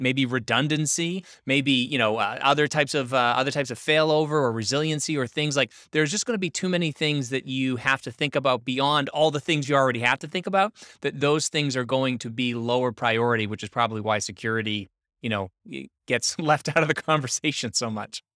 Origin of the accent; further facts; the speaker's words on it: Northeast United States, United States; I'm from the Northeast, so, um, in, uh, Northeast United States